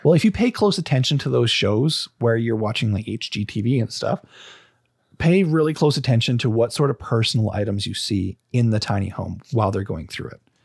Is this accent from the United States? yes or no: no; Canada; Being Canadian